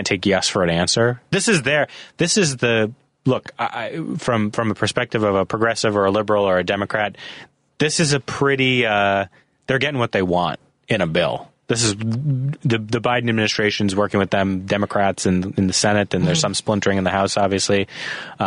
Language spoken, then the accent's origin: English; Minnesota, United States; I'm from Minnesota